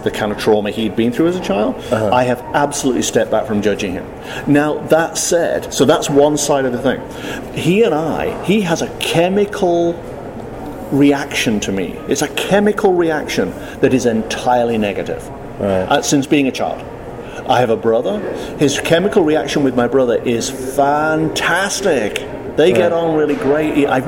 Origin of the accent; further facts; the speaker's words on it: United Kingdom; I'm British